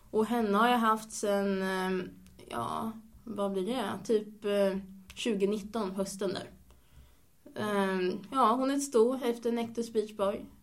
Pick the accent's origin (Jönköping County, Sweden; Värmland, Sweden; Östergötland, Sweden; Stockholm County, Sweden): Östergötland, Sweden; Linköping; Jag är 21 år nu eh, och jag kommer från början från Linköping.